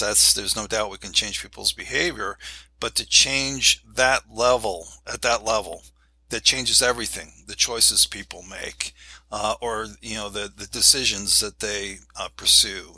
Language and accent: English; New York City, New York, United States; moved away; also born or lived in Akron, Ohio; I was born in New York, New York City